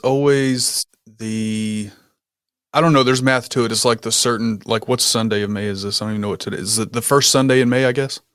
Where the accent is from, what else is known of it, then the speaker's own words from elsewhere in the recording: Kentucky, United States; moved away as an adult; also born or lived in Germany; I was born and raised in a small town in Kentucky that probably nobody's really heard of.